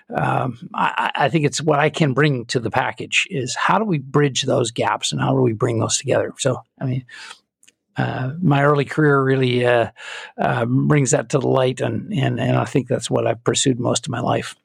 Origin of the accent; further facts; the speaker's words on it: Calgary, Alberta, Canada; I'm Canadian, and I was born and raised in Calgary.